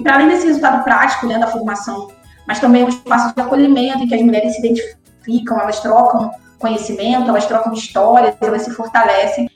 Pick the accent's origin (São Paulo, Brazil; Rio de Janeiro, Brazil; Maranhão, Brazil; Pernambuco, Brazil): Rio de Janeiro, Brazil; São Gonçalo; sou cria de São Gonçalo, né, moradora aqui, mas aqui nasci e, e sou daqui